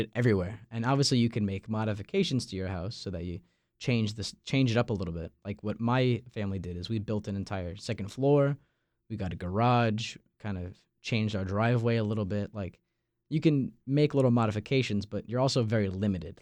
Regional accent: Massapequa Park, New York, United States; moved away as an adult; now in Raleigh, United States; my hometown, Massapequa Park

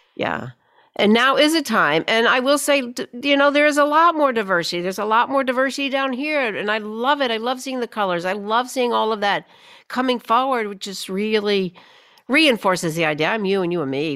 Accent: Birmingham, Alabama, United States; moved away as an adult; also born or lived in New York City; I grew up here in Birmingham, Alabama, grew up in the fifties, sixties, left, went off to college, wound up in New York City

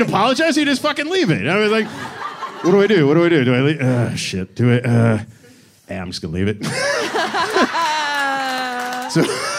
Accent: Hamilton, Ontario, Canada; moved away as an adult; now in United States; we came down from Canada

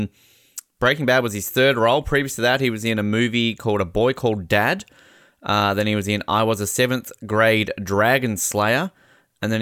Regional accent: Australia; moved away as an adult; also born or lived in New Zealand / Canada; I'm Australian

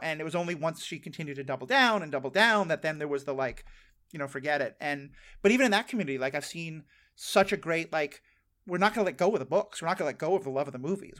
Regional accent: New York City, New York, United States; I grew up in New York City as the child of a Jewish father and a Jewish family.

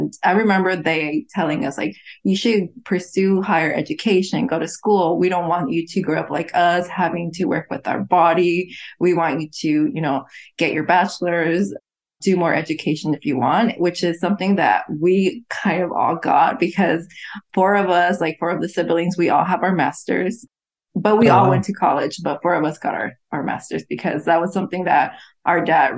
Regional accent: Tijuana, Baja California, Mexico; also born or lived in Los Angeles; now in Nashville, United States; so we grew up in Tijuana and then moved to LA, and then we eventually moved to Nashville.

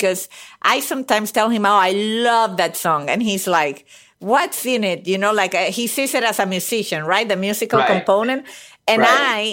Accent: Venezuela; moved away; I'm from Venezuela.

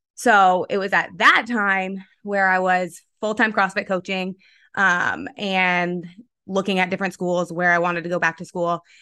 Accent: Vermont, United States; also born or lived in Pennsylvania; I hail from Vermont. I grew up in Vermont

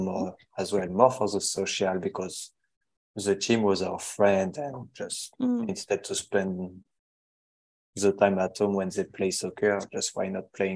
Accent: Saint-Sulpice-la-Forêt, Brittany, France; accent: French; English is a second language; moved away as an adult; now in Australia; I grew up in the northwest of France in a small village called Saint-Sulpice-la-Forêt

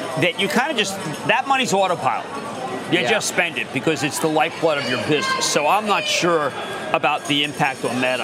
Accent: Philadelphia, Pennsylvania, United States; we're from Philly

